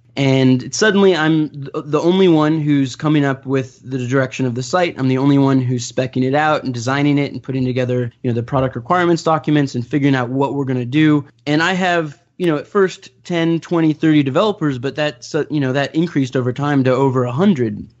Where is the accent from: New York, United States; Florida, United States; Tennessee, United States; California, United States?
California, United States; Orange County, Southern; I grew up in Orange County, so Southern California